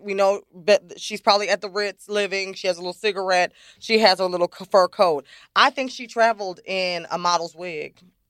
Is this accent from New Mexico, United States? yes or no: no; New York, United States; I'm from New York